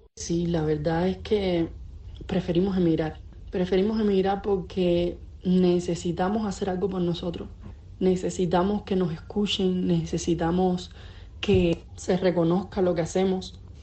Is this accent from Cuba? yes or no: yes; Cuba; moved away as an adult; now in Mexico; me fui de Cuba